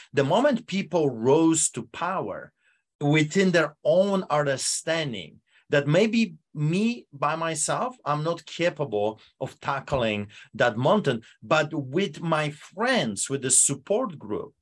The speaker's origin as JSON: {"language": "English", "country": "Poland", "tie": "born or raised there", "second_language": "English", "moved": "yes", "lives_now": "Canada", "said": "behind the Iron Curtain, uh, Poland"}